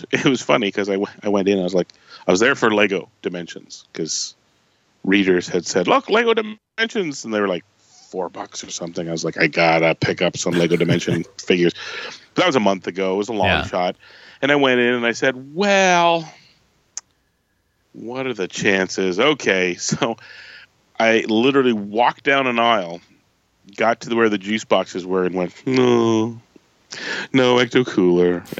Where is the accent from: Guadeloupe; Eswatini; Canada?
Canada; I'm a Canadian